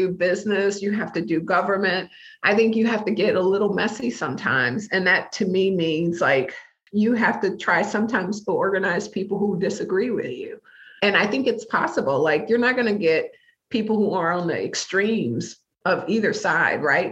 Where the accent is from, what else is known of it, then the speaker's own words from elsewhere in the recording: Detroit, Michigan, United States; moved away as an adult; now in Minnesota, United States; I was living a really meaningful life in my hometown of Detroit